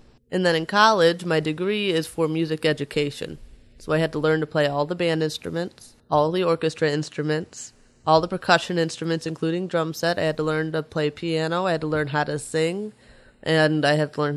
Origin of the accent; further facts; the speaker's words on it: Eau Claire, Wisconsin, United States; also born or lived in Chicago; I lived in Eau Claire fourth grade until senior year of high school